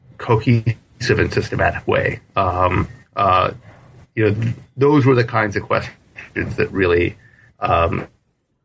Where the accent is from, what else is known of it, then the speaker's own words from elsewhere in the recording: Wisconsin, United States; my family and I had flown from Wisconsin, where we lived